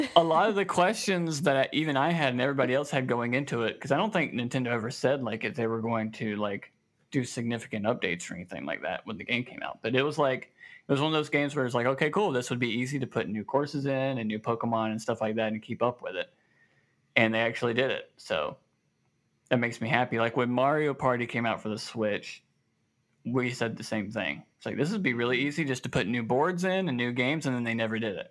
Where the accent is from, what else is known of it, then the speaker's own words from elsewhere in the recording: the South, United States; here in the South we say y'all